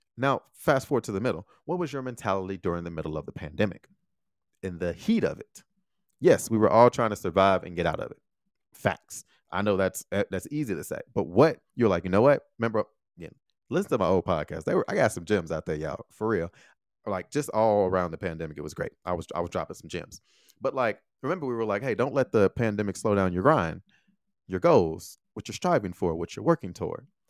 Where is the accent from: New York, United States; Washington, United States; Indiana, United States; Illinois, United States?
Illinois, United States; Chicago; moved away as an adult; also born or lived in Taiwan